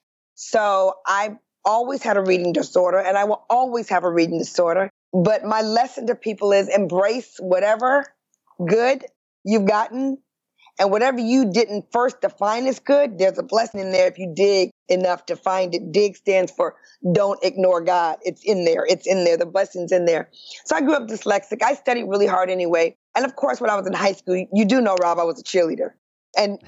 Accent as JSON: {"language": "English", "town": "Detroit", "region": "Michigan", "country": "United States", "tie": "born or raised there", "said": "I'm from Detroit, Michigan, born and raised in the Midwest"}